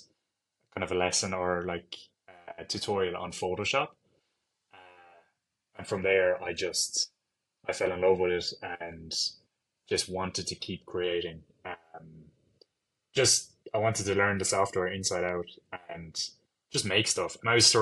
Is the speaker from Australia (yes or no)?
no; Ireland; growing up in Ireland and always being in Ireland